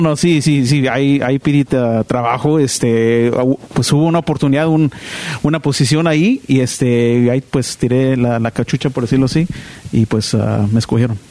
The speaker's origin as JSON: {"language": "Spanish", "region": "Southern California", "country": "United States", "said": "De, pues aquí del sur de California, pero mis papás de, de Sonora"}